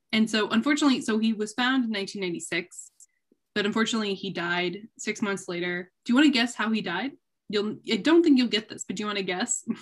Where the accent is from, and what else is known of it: Jackson, Michigan, United States; born or raised there